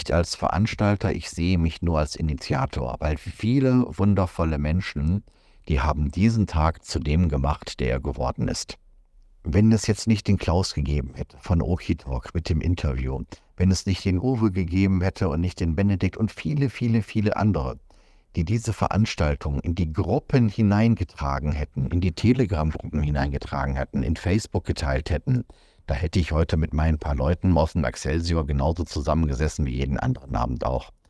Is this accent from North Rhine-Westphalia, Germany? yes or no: yes; North Rhine-Westphalia, Germany; Wenn ich zurückdenke an meine Jugend im Ruhrgebiet, dann hatte ich so den Eindruck, dass die Migranten dort alle zusammengehalten haben.